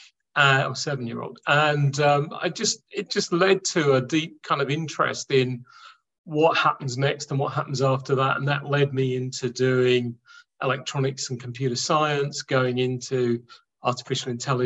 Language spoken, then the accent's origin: English; London, United Kingdom; born and raised in London